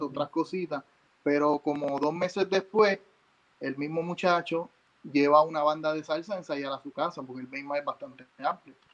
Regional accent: San Juan, Puerto Rico; moved away as an adult; now in New Jersey, United States; yo soy nacido y criado en San Juan, Río Piedra, Puerto

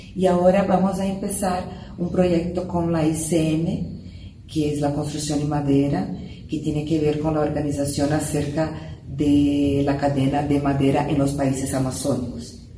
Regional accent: Brazil; Yo como brasileña

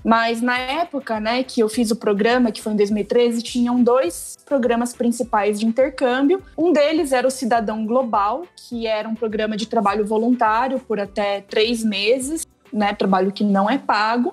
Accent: Paraná, Brazil; moved away as an adult; also born or lived in São Paulo / India; Eu sou natural do Paraná. Aí eu mudei para São Paulo para fazer faculdade

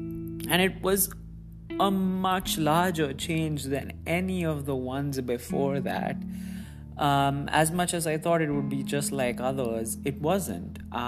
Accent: Muscat, Oman; Growing up, I've said in previous episodes that I grew up in the Middle East, and in this post, I also reiterated that. So Muscat, Oman, as amazing as it was, and as much as I called it my home, was never truly where I belonged.

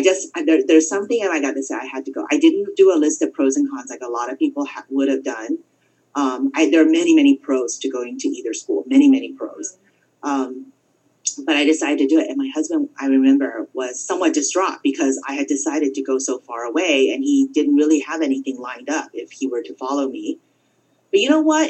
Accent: California, United States; I grew up in California.

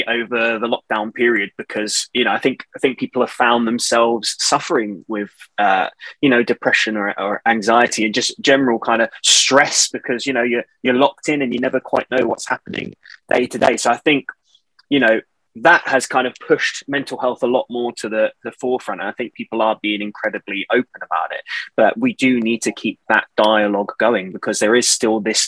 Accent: Portsmouth, South East England, United Kingdom; now in Manchester, United Kingdom; I am originally from Portsmouth, from the South Coast, born and bred

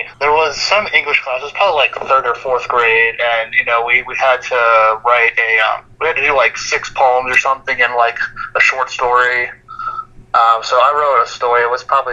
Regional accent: Scottsdale, Arizona, United States; moved away; also born or lived in Harrisburg, Pennsylvania; I actually grew up in Scottsdale, Arizona

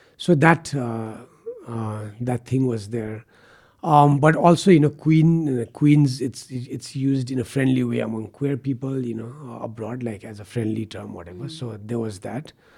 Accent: Kathmandu, Bagmati, Nepal; also born or lived in United States / Patan; I grew up in Baneshwar

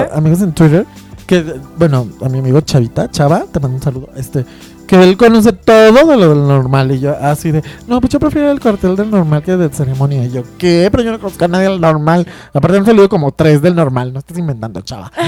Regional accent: Guadalajara, Jalisco, Mexico; yo que soy de Guadalajara

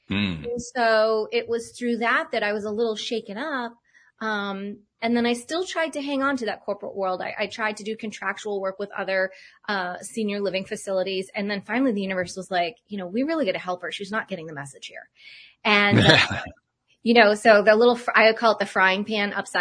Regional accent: Cape Cod, Massachusetts, United States; moved away; also born or lived in Boulder, Colorado; Growing up on Cape Cod

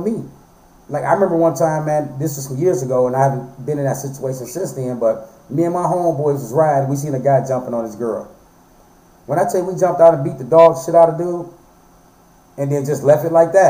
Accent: Flint, Michigan, United States; moved away as an adult; I'm from Flint, Michigan. You know, I moved here 5 years ago

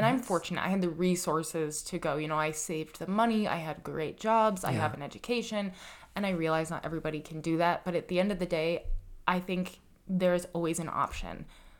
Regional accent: Colorado, United States; now in New York, United States; I grew up in Colorado.

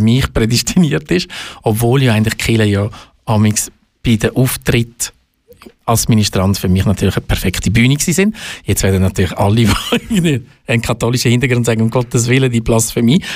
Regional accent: Baden, Aargau, Switzerland; also born or lived in Zurich; bin ein Aargauer, ein stolzer Aargauer, ich sage es ganz ehrlich, weil ich zu Baden aufgewachsen bin

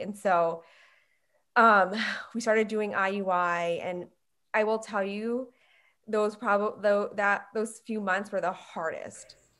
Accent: Long Island, New York, United States; moved away as an adult; now in Atlanta, United States; I was raised in New York on Long Island.

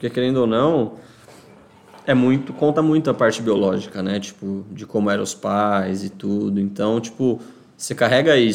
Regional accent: Criciúma, Santa Catarina, Brazil; Mas eu sou de Santa Catarina. Breaking news. Criciúma, para ser mais exato.

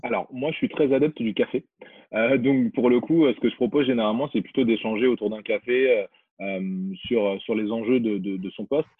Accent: Guinea; moved away; je suis originaire de Guinée

